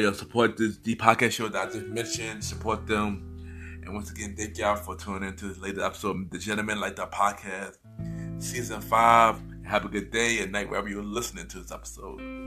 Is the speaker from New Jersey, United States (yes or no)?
no; New York City, New York, United States; I'm born and raised in New York